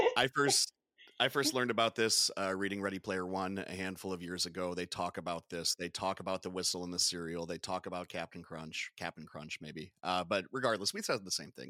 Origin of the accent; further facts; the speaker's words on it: Chicago, Illinois, United States; I'm from Chicago